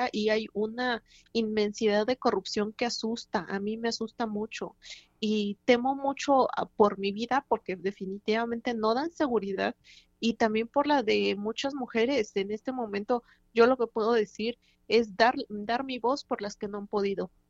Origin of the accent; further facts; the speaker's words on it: Oaxaca, Mexico; como víctima, como ciudadana, como oaxaqueña, que soy eh, muy afortunada en el sentido de, la cultura, ser de aquí